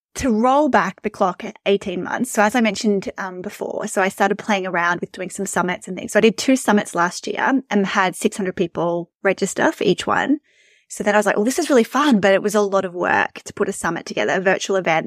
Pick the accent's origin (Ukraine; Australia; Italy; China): Australia; You can probably tell from my accent that I'm from Australia.